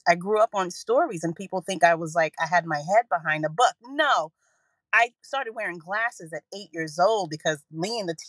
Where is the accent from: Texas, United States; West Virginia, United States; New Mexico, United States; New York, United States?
New York, United States; Bushwick; So I was in the house and I grew up in Bushwick, another neighborhood that is has been gentrified. It's not the Bushwick that we know now.